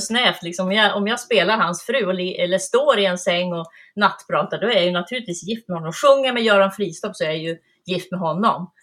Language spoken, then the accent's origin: Swedish; Piteå, Norrbotten County, Sweden; moved away; also born or lived in Malmö / Värmland; i Öjebyn utanför Piteå. Och där växte jag upp